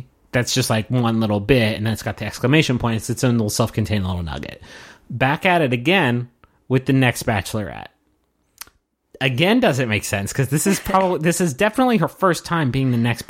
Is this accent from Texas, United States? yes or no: yes; Texas, United States; Yeah, I'm from Texas. Cool. Us Texas people, like, we know